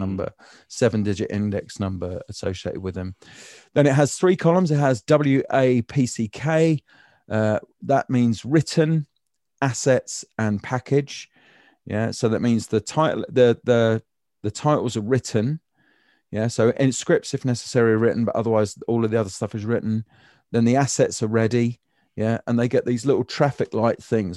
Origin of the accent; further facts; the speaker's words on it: United Kingdom; I'm British